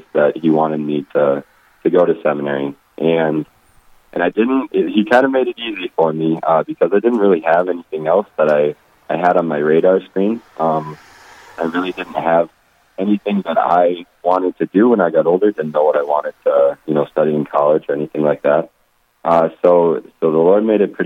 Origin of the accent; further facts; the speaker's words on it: Rapid City, South Dakota, United States; I'm from Rapid City, South Dakota